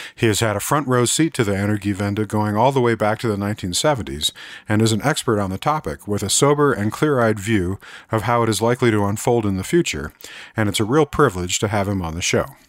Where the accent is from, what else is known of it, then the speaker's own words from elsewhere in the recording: United States; speaking as an American